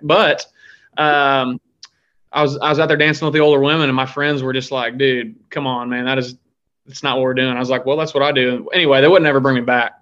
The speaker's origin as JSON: {"language": "English", "town": "Pleasant Hill", "region": "Missouri", "country": "United States", "tie": "born or raised there", "moved": "as an adult", "lives_now": "Nashville, United States", "said": "I am originally from Pleasant Hill, Missouri, which is uh, just southeast of Kansas City."}